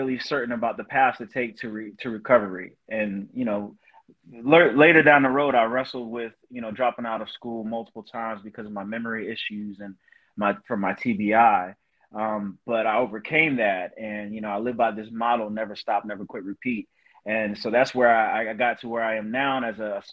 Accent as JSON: {"language": "English", "town": "Summerville", "region": "South Carolina", "country": "United States", "tie": "born or raised there", "moved": "as an adult", "said": "I'm from Somerville, South Carolina. It's a town near Charleston, South Carolina, in the Low Country. You know, and I grew up there"}